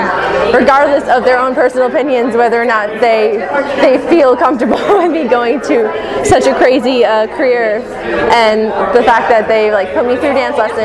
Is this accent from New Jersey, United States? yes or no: yes; Edison, New Jersey, United States; also born or lived in New York City; I'm from Edison, New Jersey, but I go to school at Marymount Manhattan College in New York